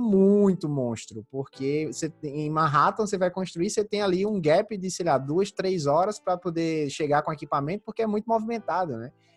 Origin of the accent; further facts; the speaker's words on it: Santa Luzia, Paraíba, Brazil; moved away; também vim de cidade pequena, né? Como eu, como eu te falei, eu vim de Santa Luzia, que é uma cidade de 14 mil habitantes no interior da Paraíba.